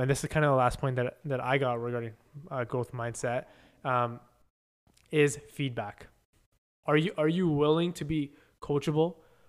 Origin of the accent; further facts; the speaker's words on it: Canada; we'll call it Canadian because we're Canadian dream. The Canadian dream is real.